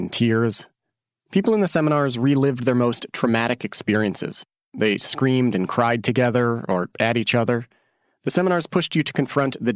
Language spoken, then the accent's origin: English; Oregon, United States; born or raised there; moved away as an adult